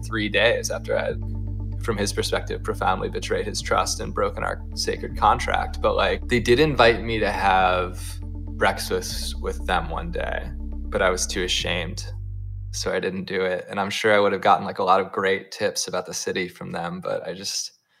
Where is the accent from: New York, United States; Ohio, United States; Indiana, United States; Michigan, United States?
Ohio, United States; I'm from Ohio